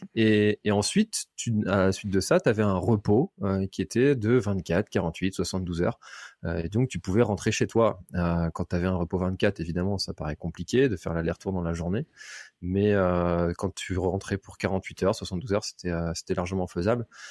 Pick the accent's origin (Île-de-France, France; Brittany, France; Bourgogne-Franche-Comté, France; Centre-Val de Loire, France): Brittany, France; also born or lived in Nantes; J'ai toujours habité en Bretagne